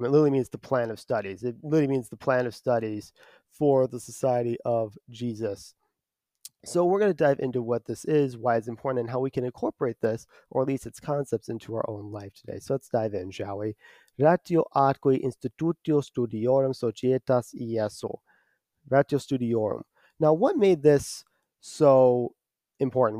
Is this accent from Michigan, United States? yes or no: yes; Detroit, Michigan, United States; at least here stateside, I'm from the Archdiocese of Detroit.